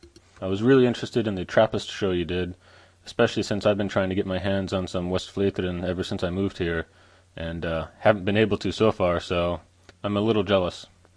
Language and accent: English; United States; moved away as an adult; now in Belgium; in Brascat, Belgium. I'm an American. I moved over here about a year ago